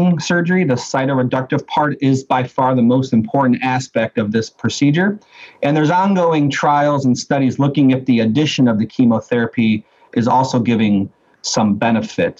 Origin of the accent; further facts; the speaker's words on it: Cleveland, Ohio, United States; I'm actually born and raised in Cleveland, Ohio